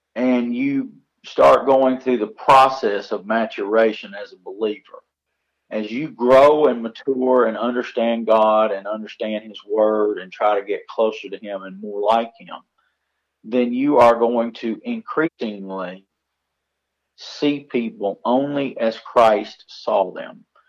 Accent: United States; We live as Americans knowing that our citizenship, our true citizenship, is heavenly

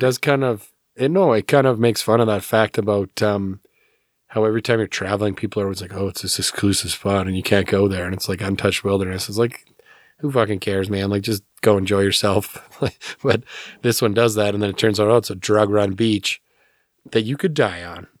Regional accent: Alberta, Canada; I grew up in Alberta

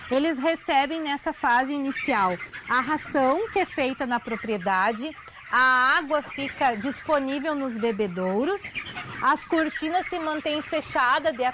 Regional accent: Tupã, São Paulo, Brazil; Eu sou natural de Tupã, sou da cidade e eu conheci o Lucas e foi conhecendo o Lucas que eu conheci a propriedade do interior.

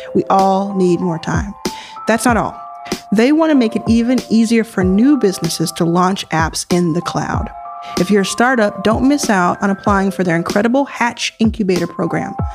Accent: Jackson, Mississippi, United States; moved away; also born or lived in Texas; I was born in Jackson, Mississippi.

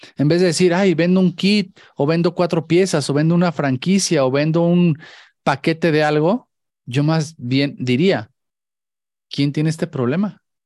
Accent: Mexico; como mexicanos

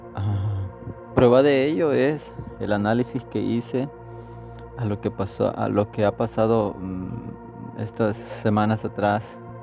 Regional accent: El Salvador; nosotros estamos a favor del aborto como salvadoreños

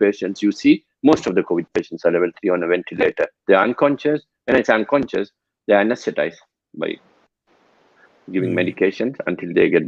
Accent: Sri Lanka; moved away as an adult; I'm originally from Sri Lanka, so we get exposure to death and attending janaza prayers since childhood.

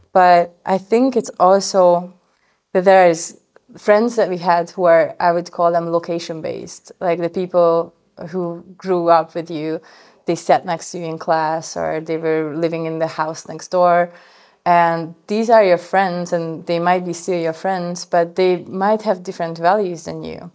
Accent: Hungary; moved away; I'm coming from Hungary

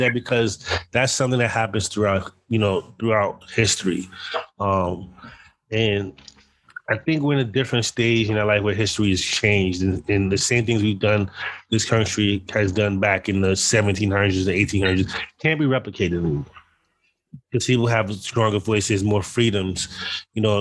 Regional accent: United States; I felt embarrassed as an American.

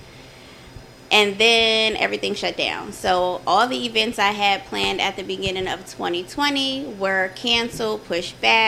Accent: Denver, Colorado, United States; moved away; I am from Denver, Colorado. Okay. Born and raised

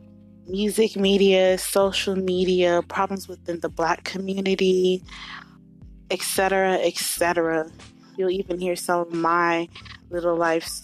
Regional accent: Dallas, Texas, United States; Born and raised in Dallas, Texas, 27 years old, Gemini.

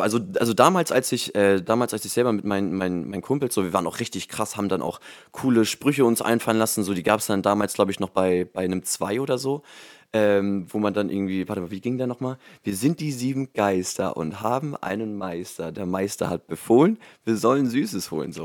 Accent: Germany; also born or lived in Hamburg; in Hamburg bin ich geboren, aber halt auch dann direkt ähm, jetzt hier, wo ich jetzt wohne, auch ähm, direkt dann auch groß geworden

